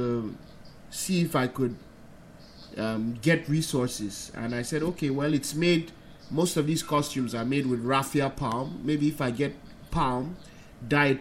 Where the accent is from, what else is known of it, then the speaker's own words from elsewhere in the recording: Middle Belt, Nigeria; also born or lived in United States; now in Lagos, Nigeria; I grew up in the Middle Belt, which my tribe was has Hausa